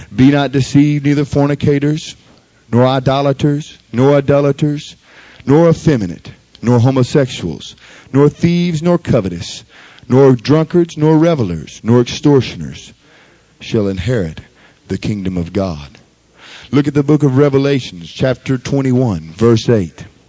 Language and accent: English; Baton Rouge, Louisiana, United States; I grew up here in Baton Rouge